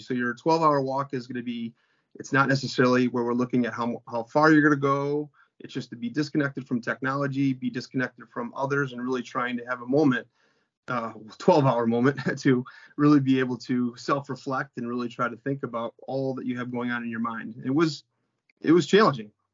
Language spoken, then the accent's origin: English; Crestwood, Illinois, United States; also born or lived in Palos Park, Illinois; I grew up in Crestwood, which is a south suburb of Chicago